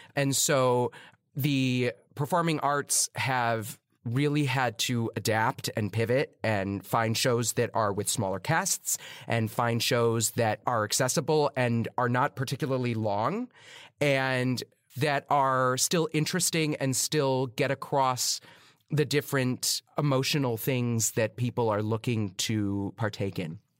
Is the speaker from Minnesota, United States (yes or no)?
no; Chicago, Illinois, United States; moved away as an adult; now in New York City, United States; I grew up in Chicago. It's not a small town, but it's not New York City.